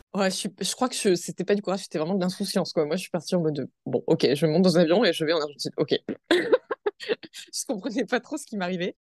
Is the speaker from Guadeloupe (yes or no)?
yes; Guadeloupe; je suis née en Guadeloupe